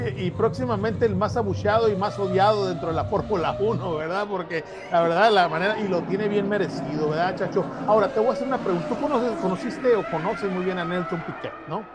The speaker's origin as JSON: {"language": "Spanish", "country": "Mexico", "said": "yo soy mexicano"}